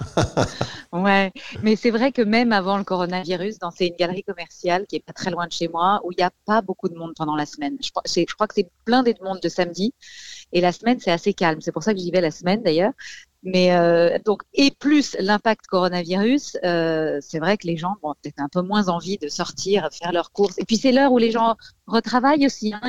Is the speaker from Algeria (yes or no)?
no; Paris, Île-de-France, France; je suis parisienne